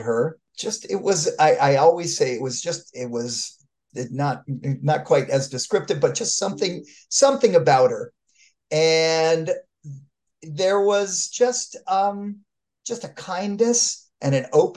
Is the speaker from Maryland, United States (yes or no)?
no; Los Angeles, California, United States; Encino, which happens to be about 6.5 miles from Granada Hills